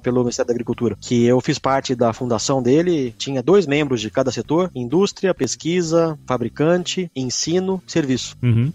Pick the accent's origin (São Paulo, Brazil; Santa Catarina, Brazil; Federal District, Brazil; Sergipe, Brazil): São Paulo, Brazil; moved away as an adult; also born or lived in Piracicaba; Eu sou paulistano